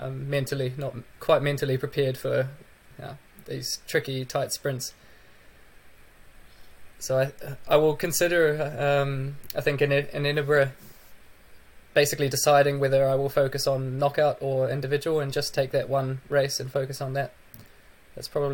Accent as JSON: {"language": "English", "country": "New Zealand", "also_born_or_lived": "United Kingdom", "moved": "as an adult", "lives_now": "Sweden", "said": "I'm heading over to New Zealand for my first New Zealand winter since I moved to Europe. So that will be quite a interesting experience going back home"}